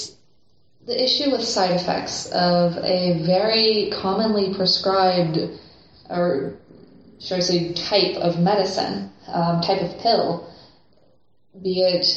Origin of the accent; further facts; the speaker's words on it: United States; as an American